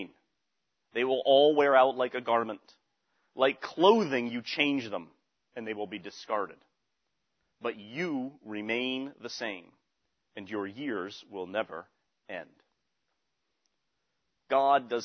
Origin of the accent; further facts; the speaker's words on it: Western Massachusetts, United States; moved away; also born or lived in Pittsburgh; I was from Western Massachusetts. All right, so I had a certain way of speaking from out there in Western Massachusetts